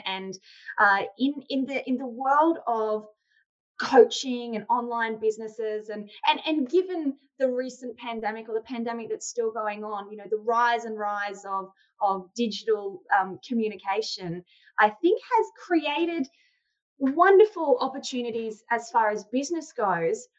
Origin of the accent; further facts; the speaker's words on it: Australia; I'm from Australia